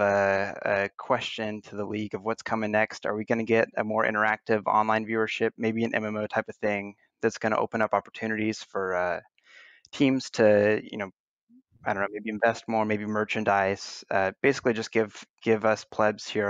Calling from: San Antonio, Texas, United States; also born or lived in Orange County, California; I'm calling from San Antonio, Texas

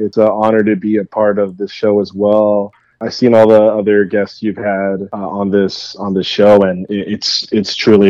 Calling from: San Jose, California, United States; I'm in beautiful San Jose, California, the best city in the United States, man.

